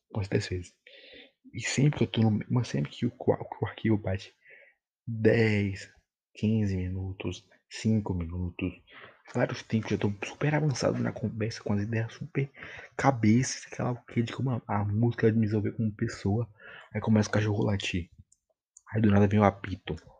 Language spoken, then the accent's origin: Portuguese; Bahia, Brazil; Eu tenho que falar mim, porque eu sou baiano.